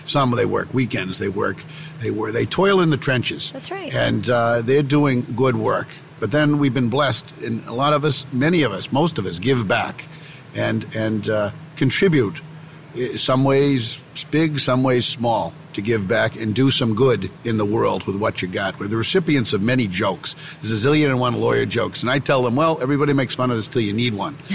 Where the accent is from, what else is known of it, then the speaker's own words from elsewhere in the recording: Belmont, Massachusetts, United States; accent: Boston; I come from Boston, if you can't tell from my from my accent, my, my hometown of Belmont, Massachusetts, just about four miles out